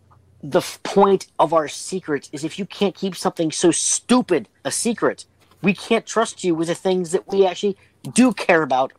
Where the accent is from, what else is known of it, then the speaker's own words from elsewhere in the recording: Pittsburgh, Pennsylvania, United States; I'm actually from Pittsburgh.